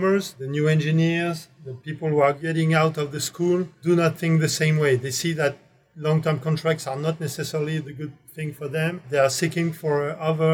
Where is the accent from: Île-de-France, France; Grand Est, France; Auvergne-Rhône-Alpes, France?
Auvergne-Rhône-Alpes, France; Grenoble; English is a second language; also born or lived in Ohio; I come from Grenoble, as I said, which is quite fresh place in the winter with a lot of mountains.